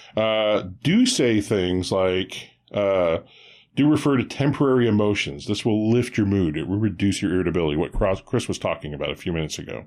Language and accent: English; Quebec, Canada; I was born in Quebec